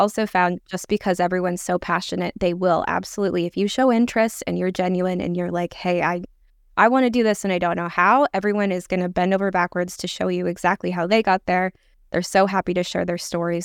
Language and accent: English; Seattle, Washington, United States; I grew up in the Seattle area